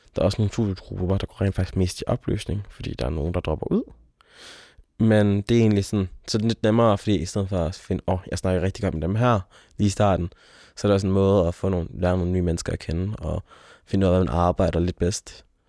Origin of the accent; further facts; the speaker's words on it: near Aalborg, North Jutland, North Denmark Region, Denmark; moved away as an adult; er oprindelig fra Aalborg, eller fra en lille by uden for Aalborg, øh, jeg er nordjyde